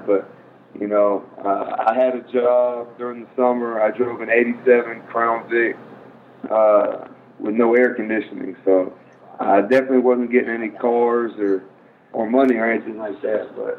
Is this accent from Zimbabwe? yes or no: no; Philippines; born there; Yeah, I was born in the Philippines, and, you know, my mom was in the Air Force, so we moved around quite a bit.